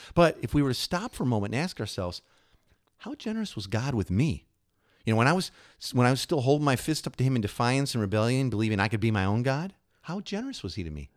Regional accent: Illinois, United States; I grew up in Illinois

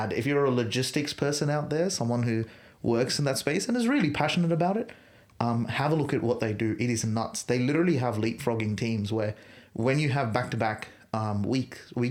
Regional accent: Australia; as an Australian

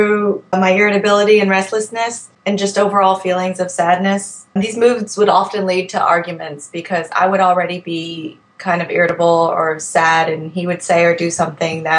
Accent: Virginia, United States; I'm 31 years old. I'm from Virginia

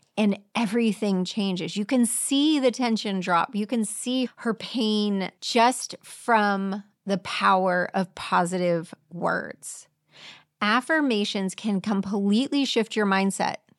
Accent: Clearwater, Florida, United States; I grew up in Clearwater

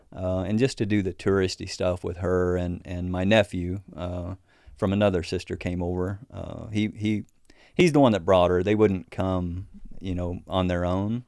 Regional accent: Missouri, United States; Missouri, my home state

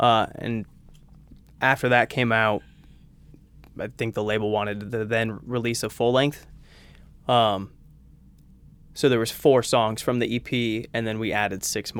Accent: Orange County, California, United States; I'm from Orange County, California.

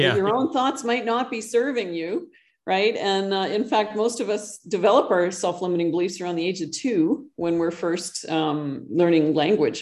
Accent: Canada; moved away as an adult; now in Costa Rica; I actually live in Costa Rica. I'm originally from Canada, but I moved south several years ago.

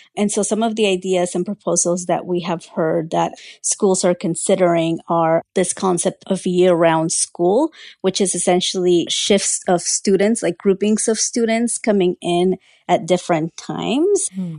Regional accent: Central Valley, California, United States; English is a second language; I was one of just a handful of Latino students from my school in the Central Valley in California

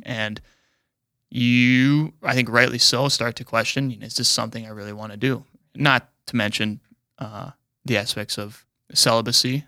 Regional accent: Mobridge, South Dakota, United States; also born or lived in Aberdeen, South Dakota / Saint Paul, Minnesota / Rome; I lived in Mobridge till a f, my freshman year of high school

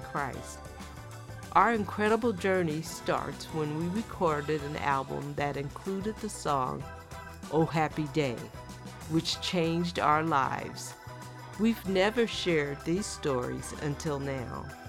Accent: Oakland, California, United States; my journey growing up in the San Francisco, Oakland Bay area

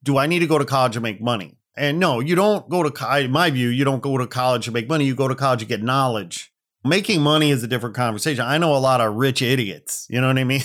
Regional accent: Gary, Indiana, United States; now in Los Angeles, United States; I hail from the Midwest outside Chicago. I was born in Gary, Indiana

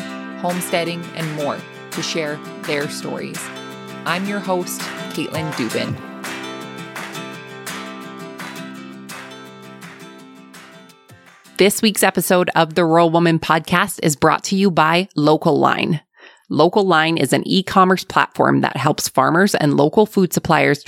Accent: Alberta, Canada; accent: Alberta; my Alberta accent

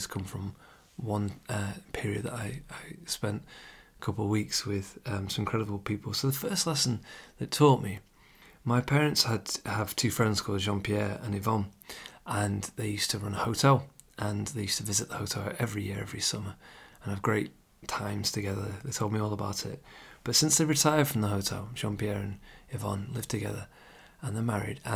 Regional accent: England, United Kingdom; I'm English, I live in the UK

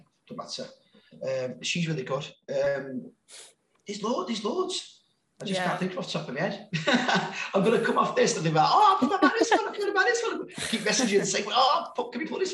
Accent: Sheffield, Yorkshire and the Humber, United Kingdom; accent: Sheffield; I think I'm very Sheffield.

